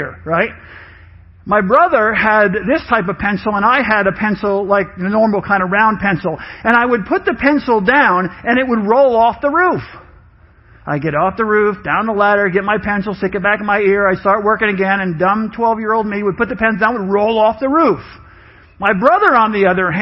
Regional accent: New York, United States; I grew up in New York with my mom.

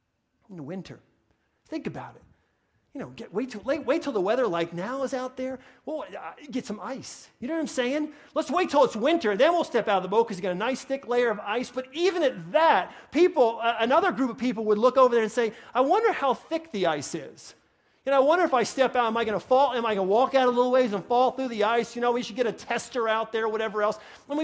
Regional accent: New York, United States; accent: New York; My New York accent, it's comfortable. I get worked up sometimes, you may notice, and my New York accent comes back in, comfortable, or draw.

